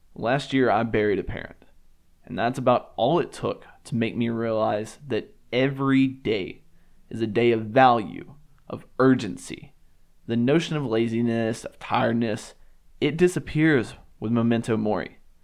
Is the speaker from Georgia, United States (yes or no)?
no; Alabama, United States; I grew up in the South and I grew up in a church